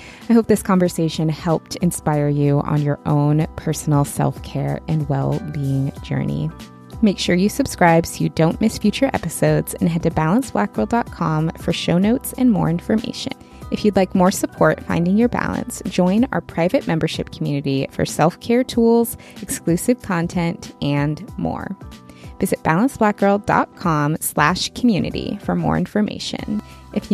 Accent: Seattle, Washington, United States; born or raised there

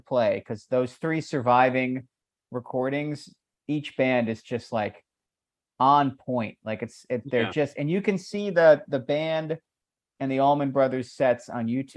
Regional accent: Annapolis, Maryland, United States; we played my hometown. We played two nights at the Ram's Head in Annapolis, Maryland

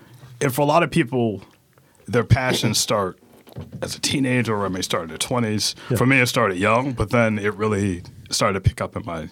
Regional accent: Atlanta, Georgia, United States; also born or lived in Pittsburgh; now in Baltimore, United States; grew up in Atlanta. And I mean, obviously, when people say Atlanta, it's like the whole metro, right? So I grew up in what is DeKalb County, very middle-class black area.

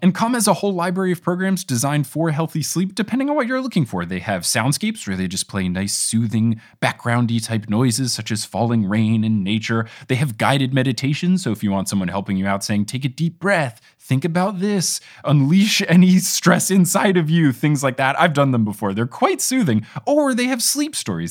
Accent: New Jersey, United States; also born or lived in Seattle; now in New York, United States; born and raised in New Jersey

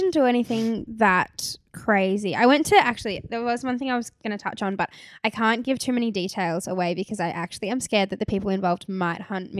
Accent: Gold Coast, Queensland, Australia; So, like, we're from the Gold Coast, yeah.

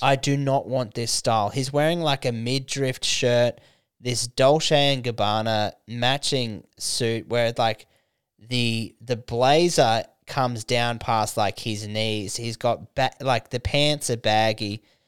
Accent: Canberra, Australian Capital Territory, Australia; moved away; to open a show in, in my hometown

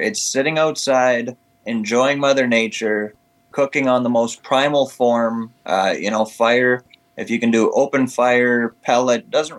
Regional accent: Pine Falls, Manitoba, Canada; also born or lived in Winnipeg; I was born and raised in Pine Falls.

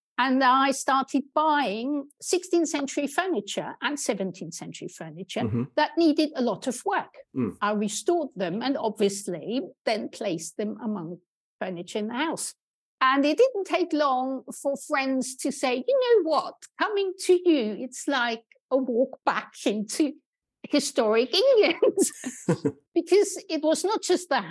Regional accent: Austria; moved away as an adult; also born or lived in Germany; now in United Kingdom; I grew up in Austria, where I was also trained

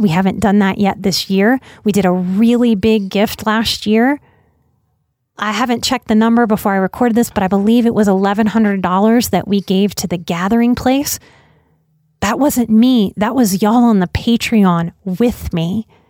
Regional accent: New Orleans, Louisiana, United States; I'm from New Orleans.

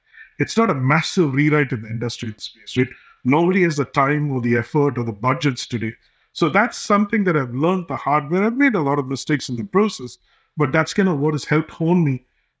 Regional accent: India; English is a second language; moved away as an adult; now in United States; My dad was a cinematographer for movies in India. I grew up in India and came here for my master's.

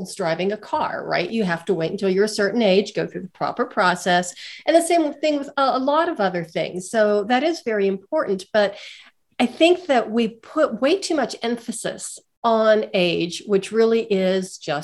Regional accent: Western Pennsylvania, United States; moved away as an adult; also born or lived in Pittsburgh, Pennsylvania; now in Colorado, United States; I'm from a small steel town in Western Pennsylvania

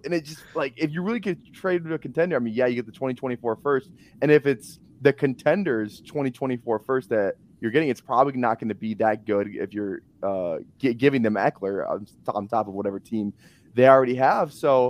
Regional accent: Minnesota, United States; I'm from Minnesota. Like, I watched him beat Penn State, and it was a huge game.

